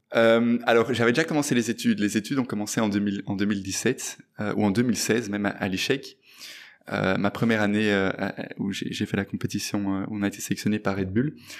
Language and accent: French; Brussels, Brussels-Capital Region, Belgium; je suis né euh, et j'ai grandi à Bruxelles